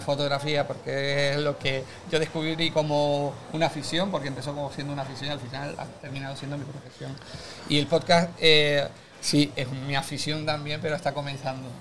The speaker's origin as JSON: {"language": "Spanish", "region": "Canary Islands", "country": "Spain", "said": "nosotros somos canarios"}